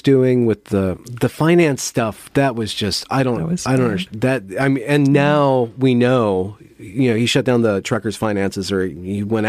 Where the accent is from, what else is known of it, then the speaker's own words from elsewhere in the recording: United States; I'm American